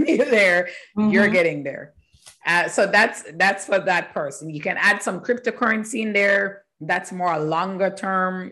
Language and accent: English; Jamaica; moved away as an adult; also born or lived in Canada; I am from Jamaica. Mm-hmm. In Jamaica and studying there